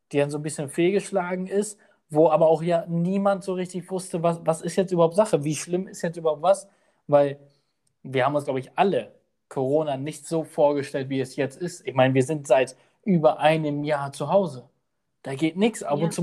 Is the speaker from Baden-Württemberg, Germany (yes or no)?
yes; Baden-Württemberg, Germany; Also wir kommen auch aus Baden-Württemberg und da war es dann auch, da hast du eigentlich nichts davon gehört.